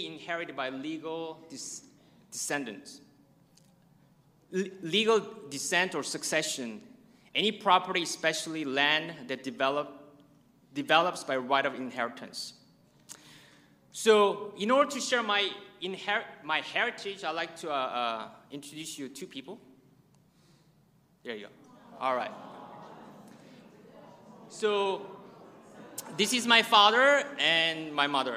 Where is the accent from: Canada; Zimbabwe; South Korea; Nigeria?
South Korea; now in United States; I'm from South Korea, and please don't ask if I'm from North Korea